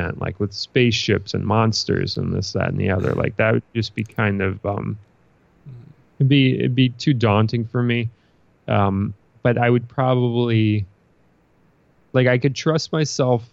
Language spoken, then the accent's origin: English; New York City, New York, United States; I'm a Brooklyn kid. Like I'm from Brooklyn, New York, and that's what I know